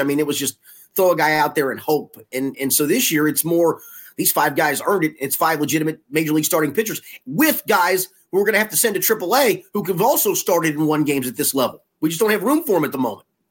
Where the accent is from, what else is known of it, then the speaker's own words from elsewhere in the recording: Cincinnati, Ohio, United States; also born or lived in New York / Tulsa; I was born in Cincinnati, but we moved to, uh, to New York when I was seven in nineteen seventy.